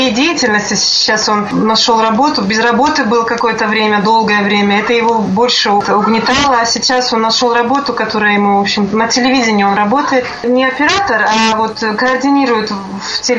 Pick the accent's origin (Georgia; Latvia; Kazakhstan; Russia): Kazakhstan; Я в Казахстане родилась, жила.